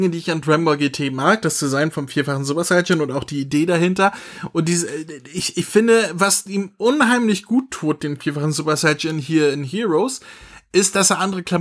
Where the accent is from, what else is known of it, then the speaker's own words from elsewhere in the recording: Germany; Mir fällt ja schon das Deutsche schwer. Und ich bin Deutscher.